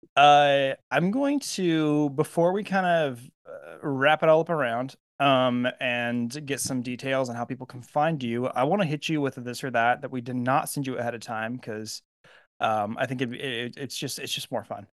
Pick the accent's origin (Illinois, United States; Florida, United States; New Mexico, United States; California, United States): California, United States; I'm from California